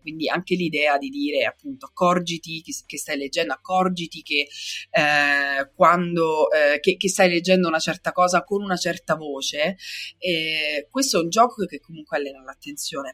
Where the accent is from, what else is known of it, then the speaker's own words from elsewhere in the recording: Sicily, Italy; io sono siciliana